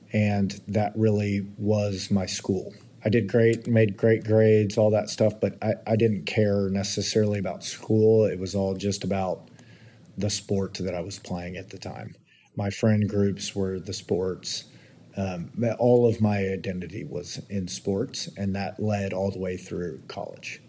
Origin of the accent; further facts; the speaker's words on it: Kingwood, Texas, United States; I grew up in, in the Houston area in a suburb northeast, Kingwood, Texas.